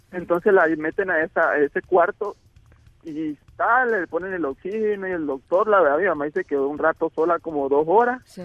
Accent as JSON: {"language": "Spanish", "region": "Tabasco", "country": "Mexico", "said": "somos tabasqueños"}